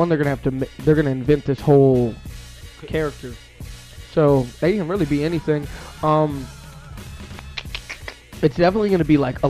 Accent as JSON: {"language": "English", "town": "St. Paul", "region": "Minnesota", "country": "United States", "said": "I'm from St. Paul, man."}